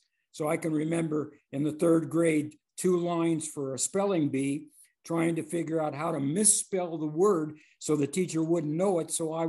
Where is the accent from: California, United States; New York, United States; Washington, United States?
California, United States; Compton; I grew up in Compton, California.